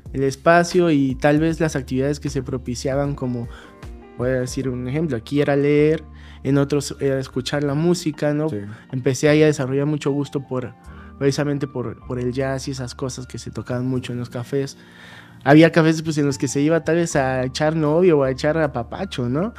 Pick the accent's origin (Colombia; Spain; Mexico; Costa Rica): Mexico; Acolman, State of Mexico; now in Mexico City, Mexico; en, mi pueblo armaban una feria de la piñata, que es muy famosa